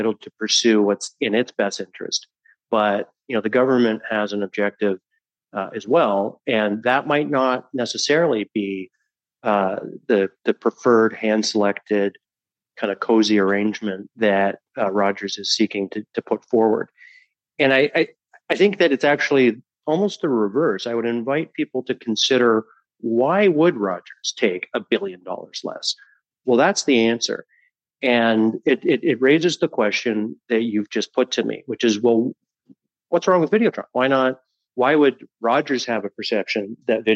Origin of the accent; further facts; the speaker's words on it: Canada; as a Canadian